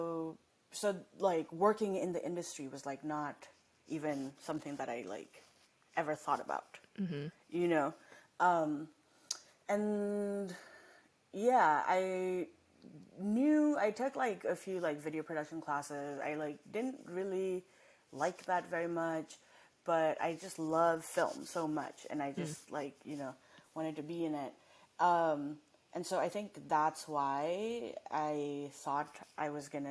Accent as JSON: {"language": "English", "country": "Nepal", "tie": "born or raised there", "also_born_or_lived": "Massachusetts, United States / Los Angeles, United States", "moved": "yes", "lives_now": "United States", "said": "I didn't grow up here, and I grew up in Nepal, and then I came here"}